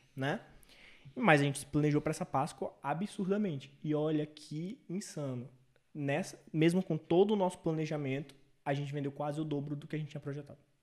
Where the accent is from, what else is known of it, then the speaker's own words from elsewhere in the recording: São Luís, Maranhão, Brazil; em São Luís, que é minha cidade natal